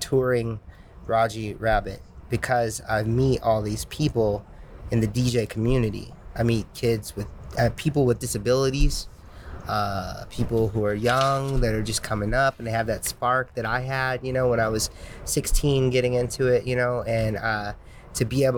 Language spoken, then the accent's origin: English; Indiana, United States; now in California, United States; I've been telling people that since before I moved from Indiana to California.